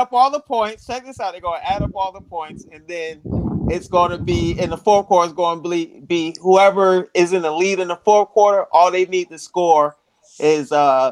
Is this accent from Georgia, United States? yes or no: no; Orlando, Florida, United States; Hey, yeah, Randy, I grew up in Orlando, Florida.